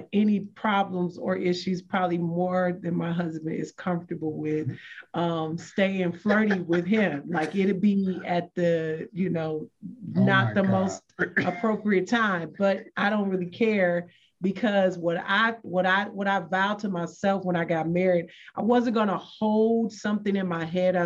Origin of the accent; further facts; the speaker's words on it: Michigan, United States; moved away; I'm from Michigan. And so I have to go back to Michigan every now and then.